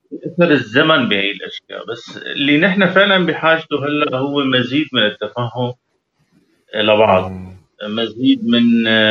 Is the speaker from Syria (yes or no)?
yes; Syria; moved away; نحن كشعب سوري